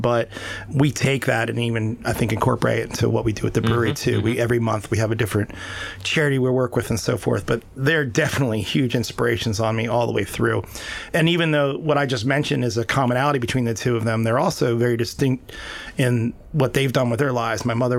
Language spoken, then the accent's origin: English; Annapolis, Maryland, United States; Well, I was born and raised in Annapolis, Maryland originally. And I grew up right near the Naval Academy.